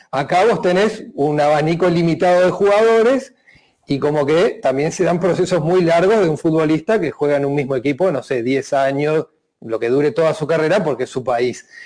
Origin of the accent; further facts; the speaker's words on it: Uruguay; como uruguayo te lo tengo que preguntar